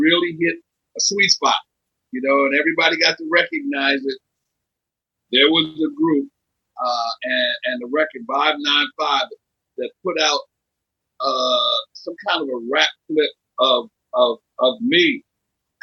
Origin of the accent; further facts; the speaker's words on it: Philadelphia, Pennsylvania, United States; I'm from Philadelphia